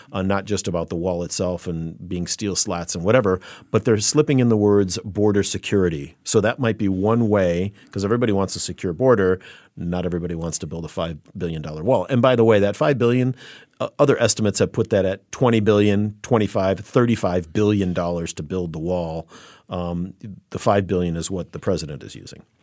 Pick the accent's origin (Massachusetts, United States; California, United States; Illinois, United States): Illinois, United States; Chicago; growing up as a kid in Chicago, I worked as a busboy at a at a private country club in my hometown